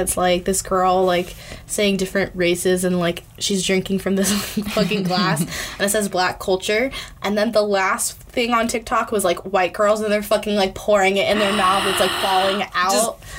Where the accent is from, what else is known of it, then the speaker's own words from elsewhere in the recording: Tucson, Arizona, United States; I'm from Tucson, Arizona.